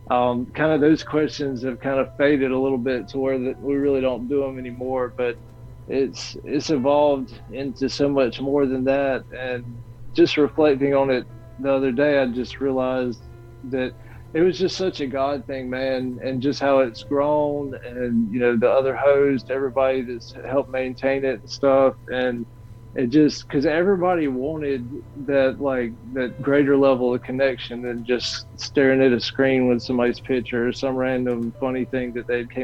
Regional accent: Mississippi, United States; also born or lived in Warner Robins, Georgia; I was born in Georgia. My dad was in the Air Force, and we um, so we we lived in there, or we lived there. I was born in Warner Robins, lived there for a little while, moved to um, South Mississippi, and that was kind of like my formative years.

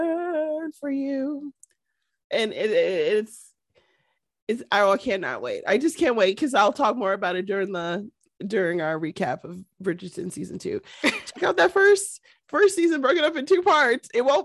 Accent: Canada; And I'm from Canada.

